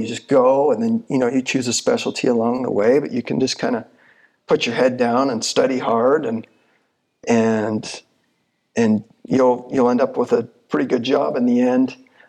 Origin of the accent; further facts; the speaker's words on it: Michigan, United States; So when I came from Michigan, went to the UVU for a year, and then I went to University of Utah.